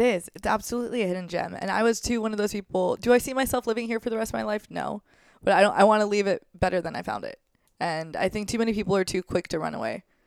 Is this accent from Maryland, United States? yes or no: no; St. Louis, Missouri, United States; I'm from Saint Louis